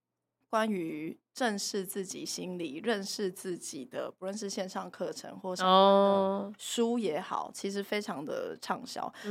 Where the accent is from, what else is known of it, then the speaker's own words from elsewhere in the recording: Taiwan; 我们作为台湾人